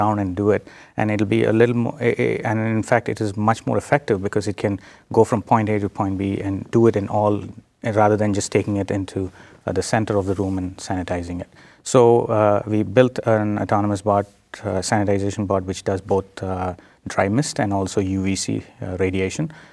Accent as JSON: {"language": "English", "country": "India", "tie": "born or raised there", "also_born_or_lived": "South Dakota, United States", "moved": "as an adult", "lives_now": "United States", "said": "I'm, uh, originally from India. I was born in India. I did my, uh, bachelor's, uh, in India and then moved to the United States."}